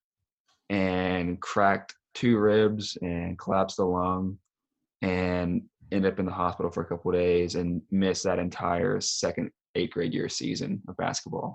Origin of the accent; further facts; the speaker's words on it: Tennessee, United States; moved away; also born or lived in Colorado / Alabama; I grew up down in Tennessee playing basketball